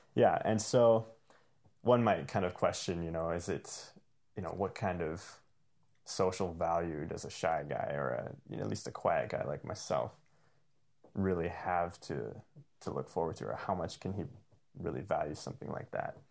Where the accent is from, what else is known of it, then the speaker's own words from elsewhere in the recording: Calgary, Alberta, Canada; first language English; I was born and raised in Calgary